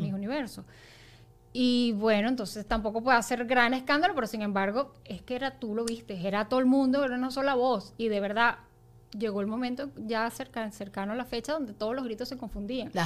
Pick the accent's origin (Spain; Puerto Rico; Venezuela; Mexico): Venezuela; nosotras como venezolanos